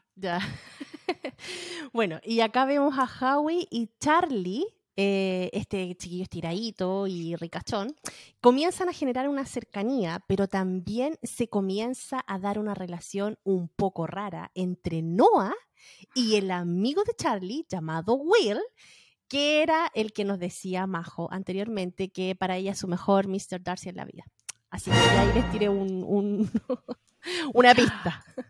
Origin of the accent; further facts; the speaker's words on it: Valparaíso, Chile; moved away as an adult; now in United States; Yo soy de Valparaíso. Toda mi vida vi el sol esconderse en el mar